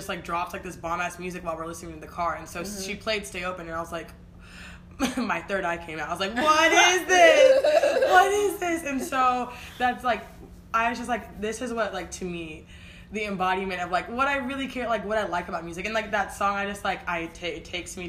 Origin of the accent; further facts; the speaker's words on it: Kansas City, United States; Kansas City, which is my hometown